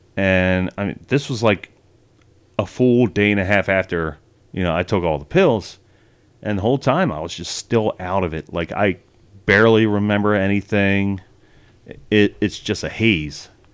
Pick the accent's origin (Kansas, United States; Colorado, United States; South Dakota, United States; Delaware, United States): Delaware, United States; Wilmington; I spent twenty years growing up in that place